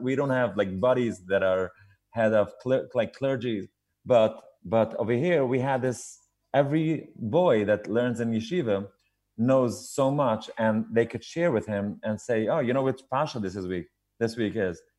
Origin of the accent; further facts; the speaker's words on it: New York City, New York, United States; I grew up in Williamsburg